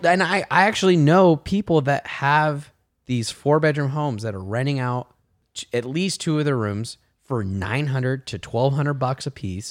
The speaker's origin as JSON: {"language": "English", "town": "Martinez", "region": "California", "country": "United States", "tie": "born or raised there", "said": "I grew up in Martinez"}